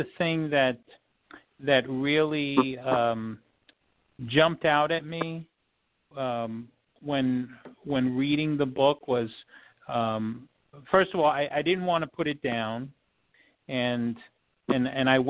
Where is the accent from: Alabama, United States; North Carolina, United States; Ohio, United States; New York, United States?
New York, United States; I grew up in New York